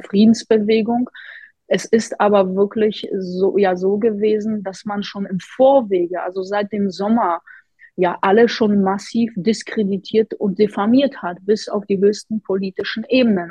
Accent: Poland; now in Hamburg, Germany; Ich komme ja selbst aus Polen

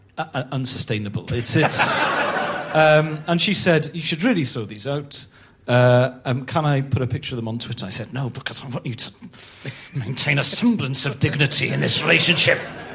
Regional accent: Wales, United Kingdom; also born or lived in Bristol; now in London, United Kingdom

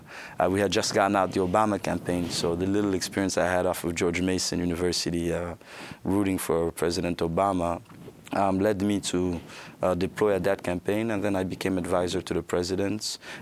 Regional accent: Gabon; also born or lived in Virginia, United States; I was born in Gabon from American parents. I was raised in between Gabon and the United States in Virginia, where I attended part of my elementary school in the U.S., part in the French system in Gabon, and back and forth.

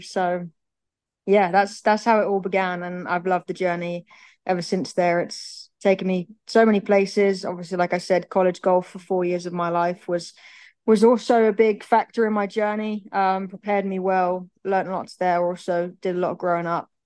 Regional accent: Birmingham, West Midlands, United Kingdom; also born or lived in United States; We're, we're a big football family. We're from Birmingham

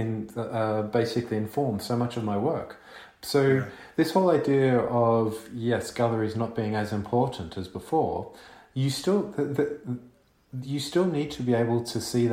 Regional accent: Melbourne, Victoria, Australia; moved away; also born or lived in London; I grew up in Melbourne

